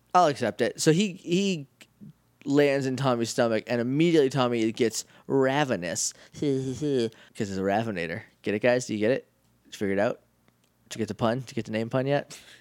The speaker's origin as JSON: {"language": "English", "region": "New Hampshire", "country": "United States", "said": "I'm from New Hampshire"}